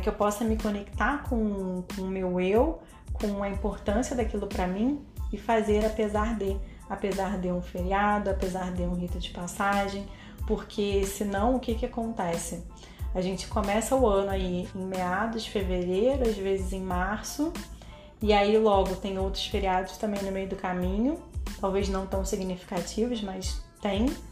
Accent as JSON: {"language": "Portuguese", "country": "Brazil"}